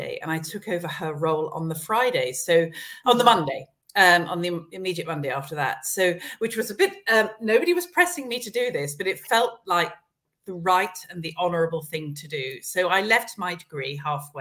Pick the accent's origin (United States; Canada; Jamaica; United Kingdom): United Kingdom; Esher, South East England; also born or lived in London; I grew up around Esher, around Kingston, and was away at boarding school